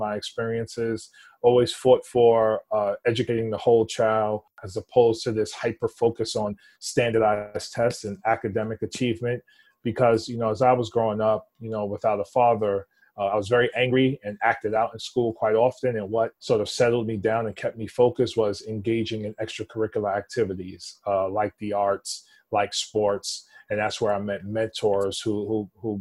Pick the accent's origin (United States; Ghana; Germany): United States; New York City, New York; I was born and raised in the Upper East Side, East Harlem section of Manhattan